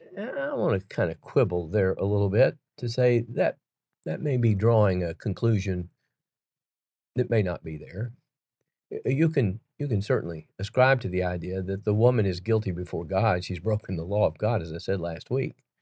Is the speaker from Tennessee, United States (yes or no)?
yes; Chattanooga, Tennessee, United States; Chattanooga, Tennessee, my hometown